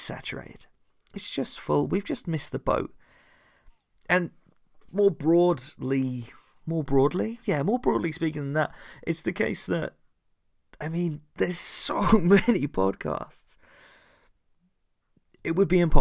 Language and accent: English; United Kingdom; I come from a sleepy town called Flick. It's less swish and flick and more we have a Tesco's and a train station